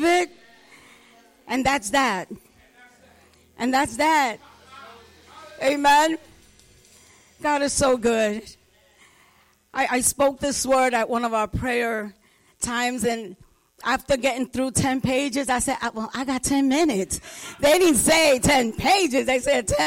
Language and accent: English; New York City, New York, United States; I grew up in the Bronx. Grew up in the projects